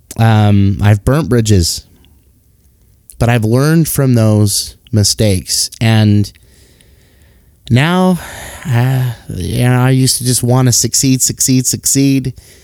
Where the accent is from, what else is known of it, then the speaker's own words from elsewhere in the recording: Salt Lake City, Utah, United States; born and raised in Salt Lake City, Utah